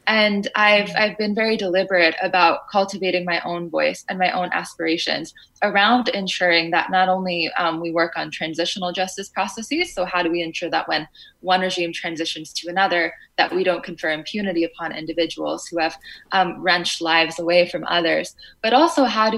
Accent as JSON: {"language": "English", "town": "Fairfield", "country": "United States", "tie": "born or raised there", "said": "In Fairfield, we were one of the only, if not the only, Afghan family."}